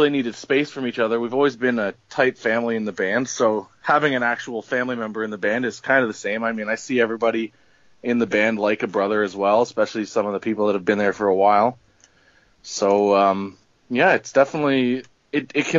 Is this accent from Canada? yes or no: yes; Ottawa, Ontario, Canada; we're a band from Canada. We're from the capital of Canada in Ottawa here